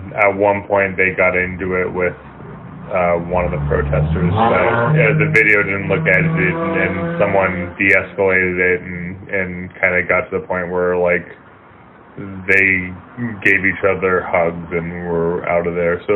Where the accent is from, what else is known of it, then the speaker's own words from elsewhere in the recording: Moorpark, California, United States; I grew up in Moore Park, which isn't too far from there